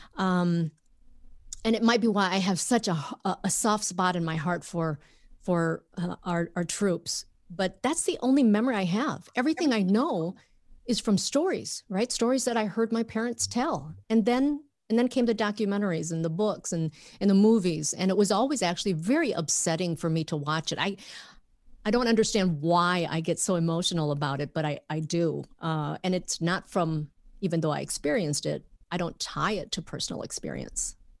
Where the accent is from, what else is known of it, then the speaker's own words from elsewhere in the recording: Minnesota, United States; moved away as an adult; also born or lived in Vietnam; now in Los Angeles, United States; growing up in Minnesota.